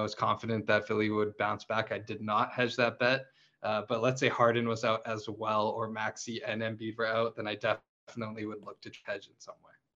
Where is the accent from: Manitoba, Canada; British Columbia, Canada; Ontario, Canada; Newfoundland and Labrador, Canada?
Ontario, Canada; Toronto; We're from Toronto.